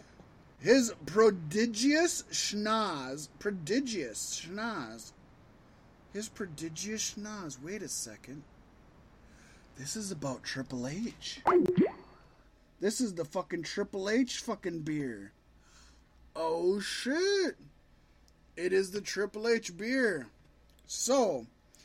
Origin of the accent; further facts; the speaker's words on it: Virginia Beach, Virginia, United States; Richmond, Virginia is really close to my hometown of Virginia Beach